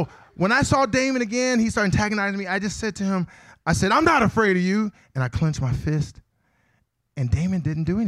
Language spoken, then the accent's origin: English; Akron, Ohio, United States; I am from Akron, Ohio